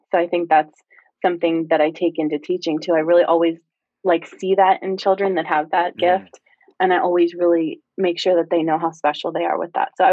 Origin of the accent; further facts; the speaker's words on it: Lower Bucks County, Pennsylvania, United States; I grew up um in Lower Bucks